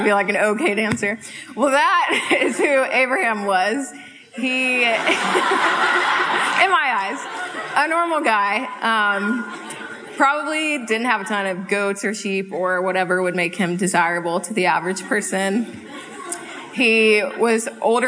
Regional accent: High Point, North Carolina, United States; moved away as an adult; also born or lived in Charlottesville, Virginia; now in Seattle, United States; I grew up with this family in High Point, North Carolina for all of my life, moved to Charlottesville, Virginia for college

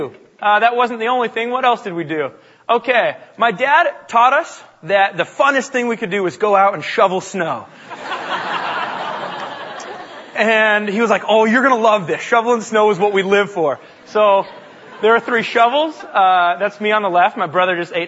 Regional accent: Bellingham, Washington, United States; I grew up in Bellingham, Washington, about an hour north of here

